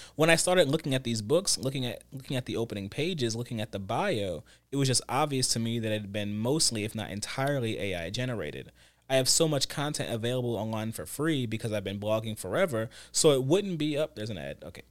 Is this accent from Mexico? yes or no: no; United States; speaking as an American